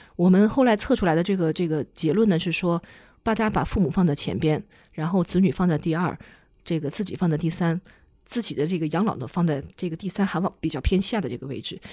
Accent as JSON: {"language": "Chinese", "country": "China", "said": "因为我们中国人是以储蓄为主的"}